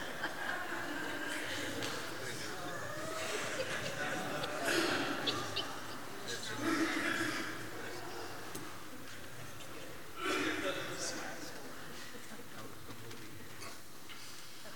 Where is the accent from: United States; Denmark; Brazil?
United States; I'm from the United States